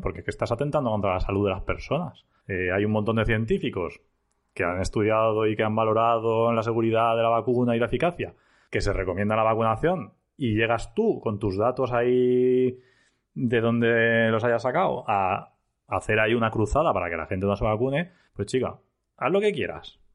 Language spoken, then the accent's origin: Spanish; Elda, Valencian Community, Spain; farmacéutico en IBI, aunque soy de Elda